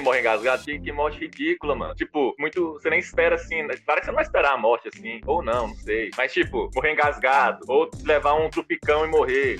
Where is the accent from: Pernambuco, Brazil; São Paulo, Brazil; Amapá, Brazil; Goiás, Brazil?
Goiás, Brazil; Luziânia; eu sou goiano também. Sou do Goiás